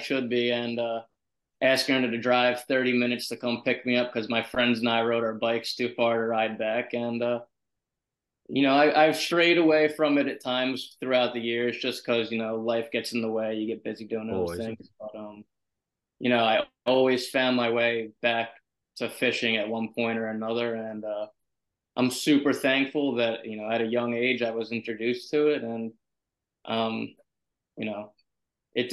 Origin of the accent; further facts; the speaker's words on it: Berlin, New Jersey, United States; now in Long Island, United States; So I'm from South Jersey originally, small town Berlin in Camden County